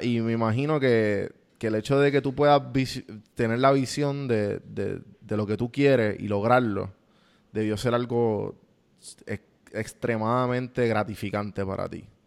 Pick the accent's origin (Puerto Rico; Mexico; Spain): Puerto Rico; moved away as an adult; now in United States; yo me crié en Puerto Rico